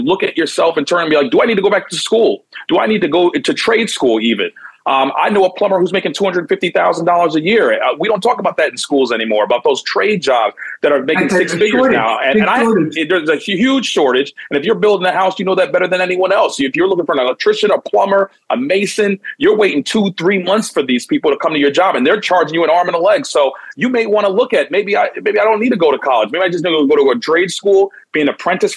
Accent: Bridgeport, Connecticut, United States; I'm from Bridgeport, Connecticut, which is about an hour ride from New York. And that's where I grew up

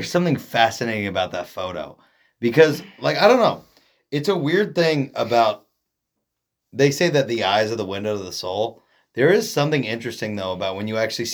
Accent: Oregon, United States; we're from Oregon

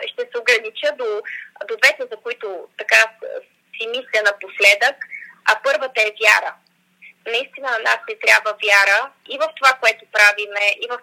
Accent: Bulgaria; ние разбира се като българи

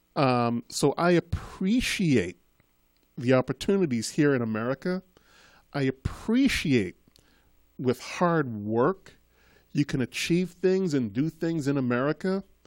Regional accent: Boston, Massachusetts, United States; also born or lived in Trinidad; I'm from Trinidad. I was born in Trinidad. Um, when I was a child, I had a very thick Caribbean Trinidadian accent. And sometime around the, um, just as I got into high school, growing up in Boston, my accent faded

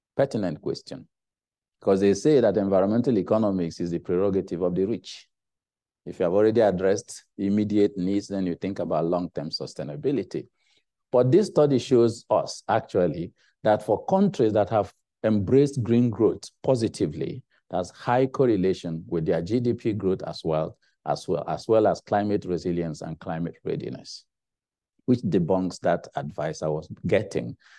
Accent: Nigeria; moved away as an adult; also born or lived in Cambridge; I was going to Nigeria

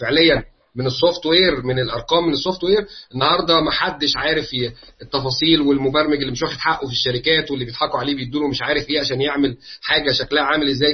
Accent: Egypt; عندنا في مصر

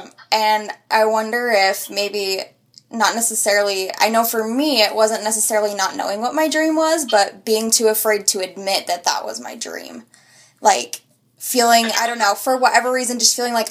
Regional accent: Utah, United States; growing up in the area I grew up in Utah

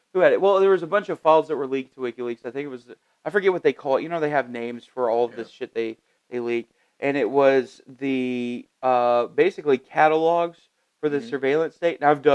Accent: Oklahoma, United States; I'm from Oklahoma.

